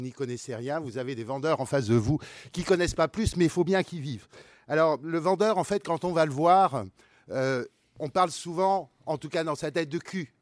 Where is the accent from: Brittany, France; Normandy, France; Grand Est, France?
Brittany, France; moi je suis breton aussi, provincial